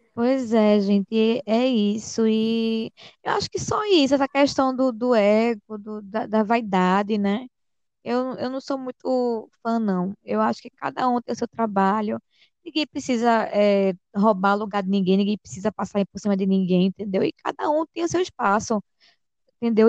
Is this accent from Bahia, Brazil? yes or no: yes; Vitória da Conquista, Bahia, Brazil; moved away; eu vim da Bahia, do interior da Bahia, nasci lá, vim para cá, mas nasci lá